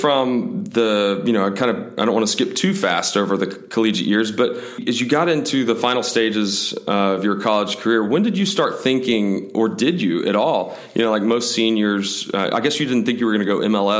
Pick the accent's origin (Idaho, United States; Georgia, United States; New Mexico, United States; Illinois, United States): Georgia, United States; Stone Mountain; Okay, well, that's where I grew up in. And I grew up in Stone Mountain as well.